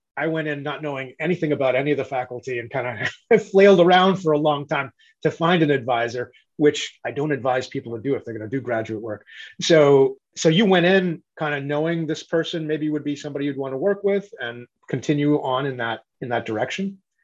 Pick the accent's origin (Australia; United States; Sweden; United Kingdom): United States; New England; I grew up in New England